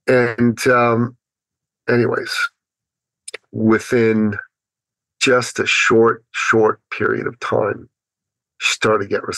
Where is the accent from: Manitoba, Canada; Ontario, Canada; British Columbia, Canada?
Ontario, Canada; Toronto; She's from Ottawa. I'm from Toronto. It's a 5-hour drive.